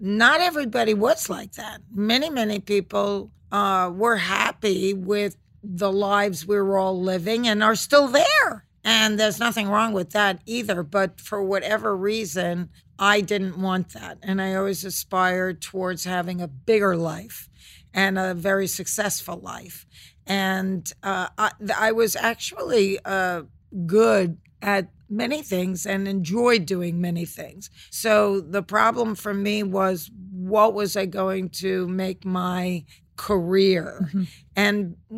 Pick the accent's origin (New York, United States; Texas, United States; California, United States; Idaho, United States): New York, United States; New York City; I was raised in Flushing, Queens, in a town called Kew Garden Hills.